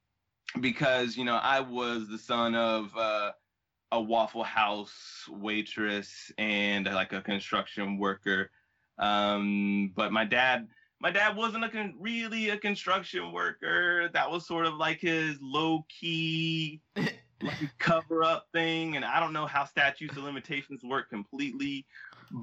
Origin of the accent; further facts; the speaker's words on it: Augusta, Georgia, United States; I was born in Augusta, Georgia, in the South, October 7th, 1990.